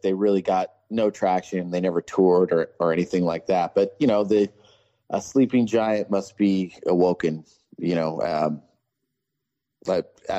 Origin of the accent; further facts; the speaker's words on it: Ventura, California, United States; I grew up in Southern California, Ventura to be exact